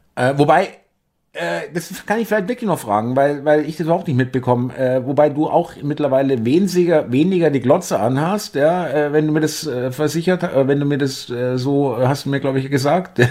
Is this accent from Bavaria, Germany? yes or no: yes; Bavaria, Germany; now in Berlin, Germany; ich äh, stamme ja auch aus Bayern, ich kenne es auch aus meiner Kindheit